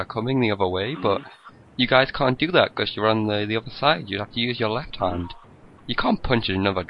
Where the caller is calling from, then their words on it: United Kingdom; I'm calling from the United Kingdom of Great Britain and Northern Ireland, sir.